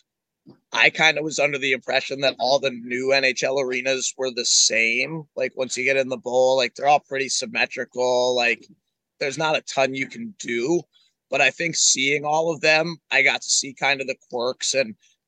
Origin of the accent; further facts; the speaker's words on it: Pittsburgh, Pennsylvania, United States; now in Nashville, United States; I grew up in Pittsburgh going to games at the Igloo.